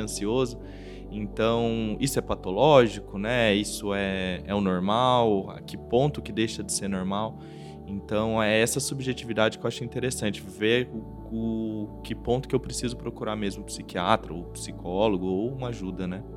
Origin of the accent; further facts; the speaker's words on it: Bauru, São Paulo, Brazil; eu sou de Bauru